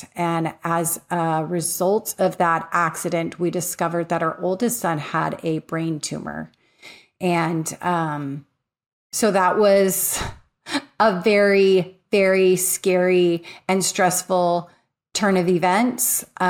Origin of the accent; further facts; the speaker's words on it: California, United States; So I grew up in Southern California.